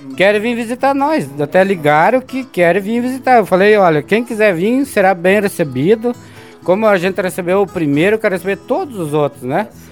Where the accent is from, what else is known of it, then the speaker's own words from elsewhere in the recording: Campo Erê, Santa Catarina, Brazil; also born or lived in São Donato; eu me criei na região de Campo Herê